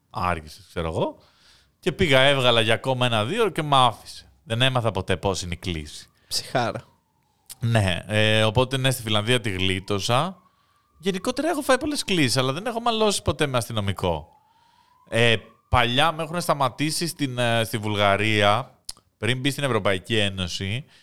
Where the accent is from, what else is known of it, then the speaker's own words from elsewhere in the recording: Greece; Είμαι από την Ελλάδα.